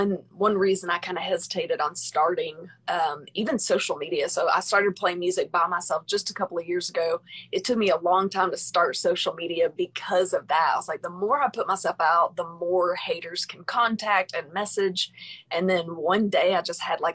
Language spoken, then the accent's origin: English; Arkansas, United States; I'm from Arkansas